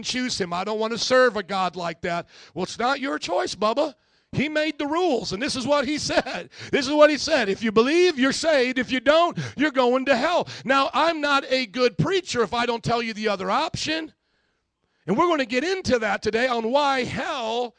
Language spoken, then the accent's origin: English; Fort Wayne, Indiana, United States; Fort Wayne in my hometown